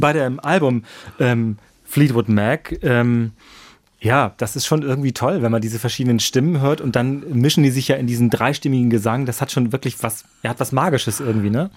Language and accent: German; Germany; wir als Deutsche